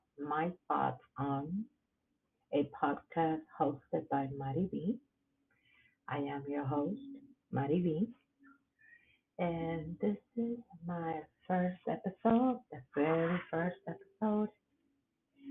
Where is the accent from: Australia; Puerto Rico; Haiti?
Puerto Rico; English is a second language; moved away as an adult; now in Waco, United States; I come from beautiful island, from Puerto Rico. I came to live in the United States in 1996, and I've been in Waco, Texas since then